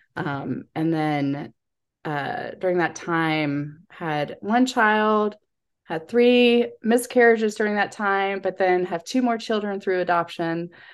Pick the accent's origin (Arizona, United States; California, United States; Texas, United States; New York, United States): Texas, United States; also born or lived in Chicago; I grew up here in Texas